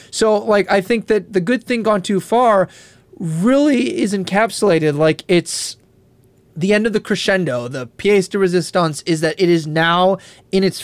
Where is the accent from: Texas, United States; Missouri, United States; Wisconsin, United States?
Wisconsin, United States; Eau Claire; born there; also born or lived in Illinois / Tennessee / Kentucky / North Dakota; in uh, Eau Claire, Wisconsin. Then I moved to Illinois. Then I was in the South. I was in Tennessee. I did my master's in Kentucky. I did my PhD in North Dakota.